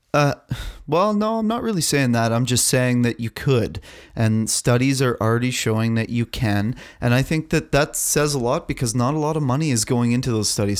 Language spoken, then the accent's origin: English; Canada; I'm a Canadian fucking man